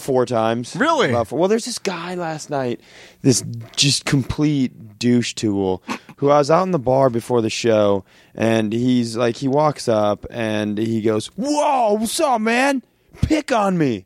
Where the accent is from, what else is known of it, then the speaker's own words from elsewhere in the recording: Worthington, Minnesota, United States; also born or lived in Twin Cities, Minnesota / California; I was born and raised in Worthington, Minnesota